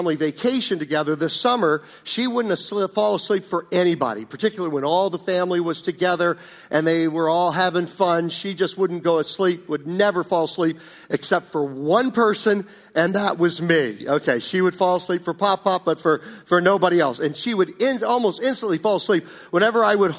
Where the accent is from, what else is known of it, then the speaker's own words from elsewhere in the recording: Virginia, United States; when I grew up in Virginia years ago